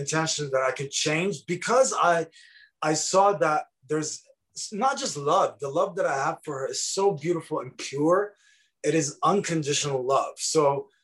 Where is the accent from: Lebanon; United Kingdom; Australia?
Lebanon; moved away as an adult; also born or lived in Dearborn, Michigan; now in United States; I'm 44 and I grew up in Lebanon in the 80s.